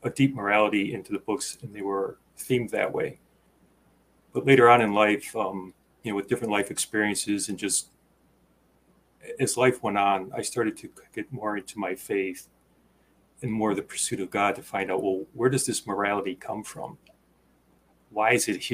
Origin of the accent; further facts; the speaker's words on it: Chicago, Illinois, United States; moved away as an adult; also born or lived in Wisconsin / Minnesota; now in Rochester, United States; I grew up in the Midwest, in the Chicago area